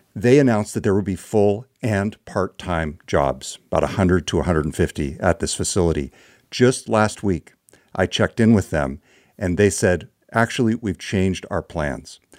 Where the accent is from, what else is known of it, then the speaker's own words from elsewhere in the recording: Orland, California, United States; my hometown of Orland, California